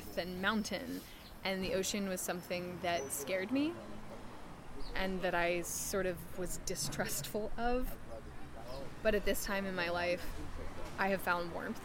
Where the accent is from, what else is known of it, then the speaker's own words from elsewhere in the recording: New York City, New York, United States; also born or lived in San Juan Islands, Washington; now in Los Angeles, United States; I was born on the Isle of Manhattan